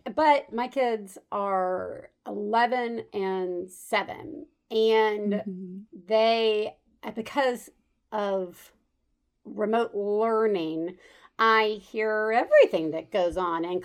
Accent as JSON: {"language": "English", "region": "Deep South", "country": "United States", "tie": "born or raised there", "said": "I grew up in the Deep South"}